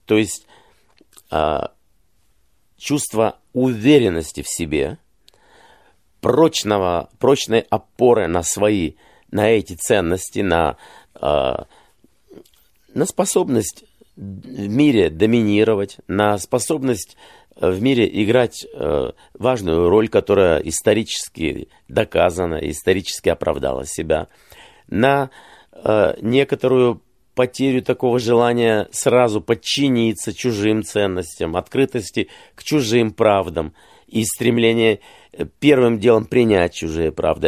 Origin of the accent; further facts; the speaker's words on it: Kyiv, Ukraine; moved away; я родился и вырос в Киеве